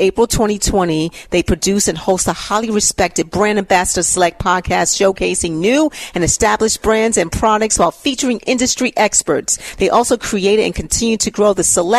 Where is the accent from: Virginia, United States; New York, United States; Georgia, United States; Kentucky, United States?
New York, United States; New York City; I'm from New York